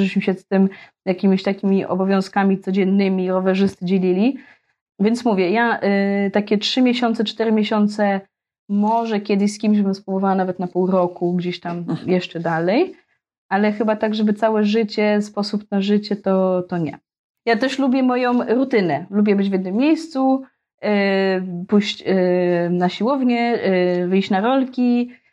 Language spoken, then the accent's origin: Polish; Gdynia, Pomeranian Voivodeship, Poland; moved away as an adult; also born or lived in Australia; now in Melilla, Spain; jestem z Gdyni.